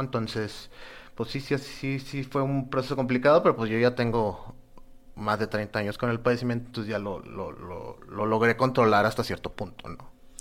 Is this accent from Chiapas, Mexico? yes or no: no; Nuevo Laredo, Tamaulipas, Mexico; yo soy de Nuevo Laredo